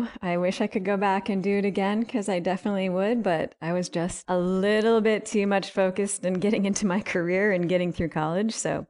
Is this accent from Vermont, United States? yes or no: yes; Vermont, United States; So I grew up in Northern Vermont and I was in a really rural area in the Northeast Kingdom.